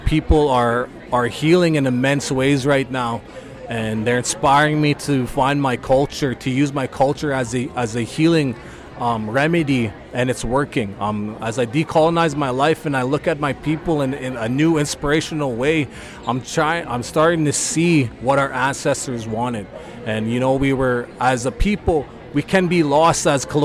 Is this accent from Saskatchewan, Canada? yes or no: yes; Meadow Lake, Saskatchewan, Canada; moved away; my hometown of Meadow Lake